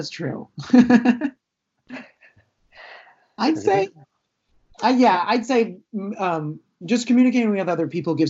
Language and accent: English; Florida, United States; where I grew up in Florida